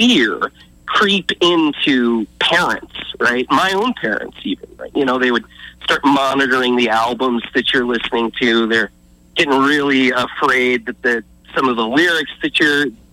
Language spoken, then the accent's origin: English; Nebraska, United States; moved away; I grew up in Nebraska